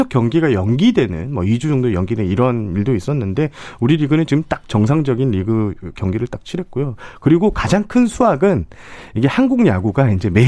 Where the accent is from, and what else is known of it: Changwon, South Gyeongsang, South Korea; born or raised there